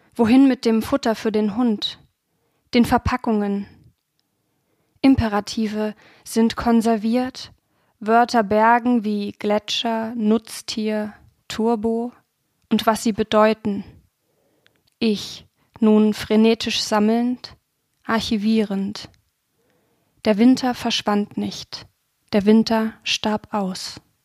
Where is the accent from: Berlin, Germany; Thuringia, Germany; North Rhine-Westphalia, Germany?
Thuringia, Germany; Ilmenau; von Ilmenau, das wo ich geboren bin